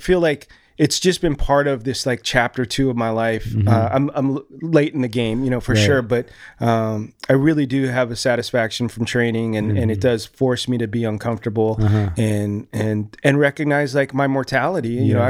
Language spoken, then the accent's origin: English; Los Angeles, California, United States; moved away as an adult; now in Flagstaff, United States; Yeah, I'm originally from Venice Beach, California, and I grew up there in the 70s and 80s and got the opportunity to go to college in Flagstaff, Arizona. And that's where I currently reside